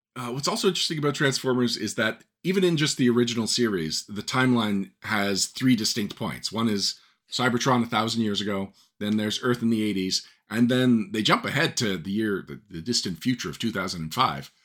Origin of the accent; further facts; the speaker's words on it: Montreal, Quebec, Canada; in Montreal specifically, which is where I am from